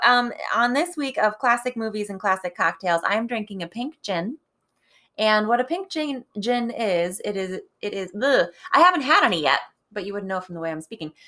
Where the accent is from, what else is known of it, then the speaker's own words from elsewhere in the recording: Cleveland, Ohio, United States; now in Pittsburgh, United States; as somebody from sort of Cleveland